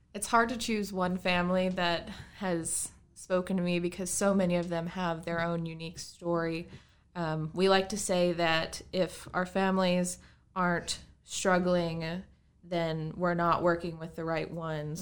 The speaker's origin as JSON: {"language": "English", "town": "Bridgewater", "region": "Virginia", "country": "United States", "tie": "born or raised there", "said": "I'm from here, actually. I grew up in Bridgewater."}